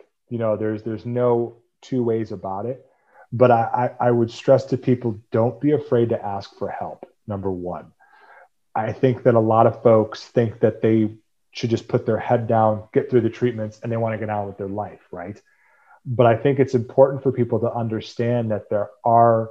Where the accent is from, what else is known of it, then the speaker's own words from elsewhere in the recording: Cleveland, Ohio, United States; I'm from Cleveland, Ohio